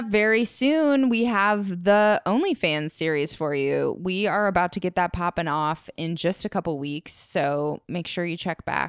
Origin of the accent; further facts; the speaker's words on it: Minnesota, United States; now in Los Angeles, United States; I'm from Minnesota, but this has nothing to do with me because I'm in LA now.